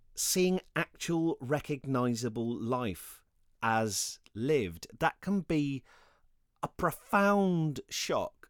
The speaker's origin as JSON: {"language": "English", "country": "United Kingdom", "said": "being British"}